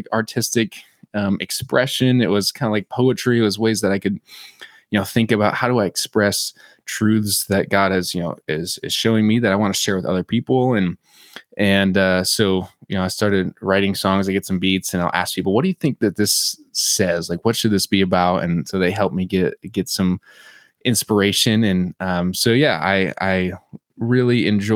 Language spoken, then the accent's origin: English; Michigan, United States; I grew up in Michigan